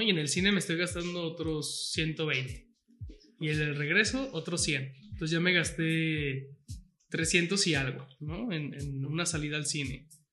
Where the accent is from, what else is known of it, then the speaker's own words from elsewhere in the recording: San Pedro Tlaquepaque, Jalisco, Mexico; yo que soy de Tlaquepaque